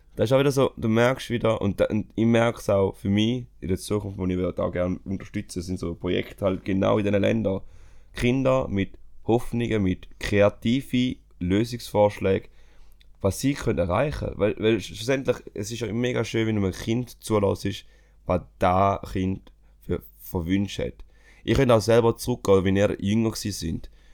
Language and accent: German; Switzerland; bei uns in der Schweiz